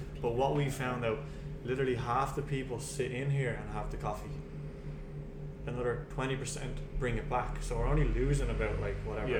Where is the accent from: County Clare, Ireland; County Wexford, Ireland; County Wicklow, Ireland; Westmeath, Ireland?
County Wicklow, Ireland; Bray; I was just confident being in Bray, being my hometown.